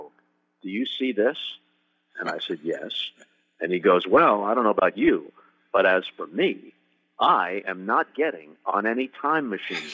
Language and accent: English; Long Island, New York, United States; moved away; having grown up on Long Island as a Yankee fan in that era of baseball